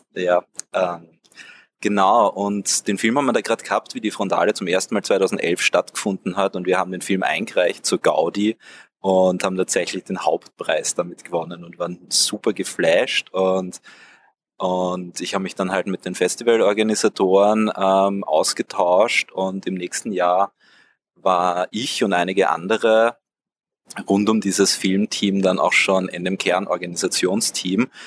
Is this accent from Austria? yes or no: yes; Wiener Neustadt, Lower Austria, Austria; Ich bin auch ursprünglich aus Wiener Neustadt